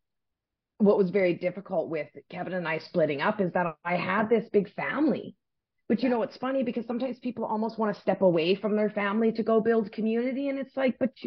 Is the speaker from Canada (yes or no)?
yes; Saskatchewan, Canada; moved away; also born or lived in West Coast, Canada; But I grew up in the prairies. I grew up in Saskatchewan.